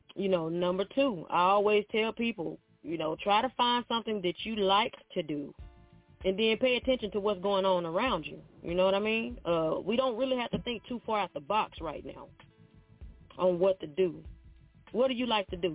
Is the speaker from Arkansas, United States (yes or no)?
yes; near Memphis, Arkansas, United States; moved away as an adult; now in Nashville, United States; I'm originally from Arkansas by Memphis, like really close to Memphis, right? I'm in Nashville now.